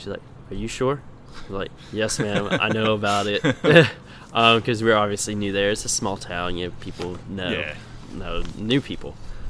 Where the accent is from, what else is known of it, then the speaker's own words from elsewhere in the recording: the South, United States; Can you tell I'm from the South?